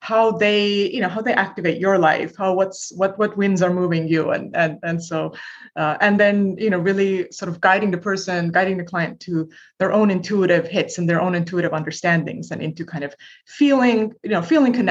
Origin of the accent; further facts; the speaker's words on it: Estonia; moved away as an adult; now in United States; I'm originally from Estonia, which is, you know, a tiny country in Northern Europe, used to be part of the Soviet Union when I was a little kid.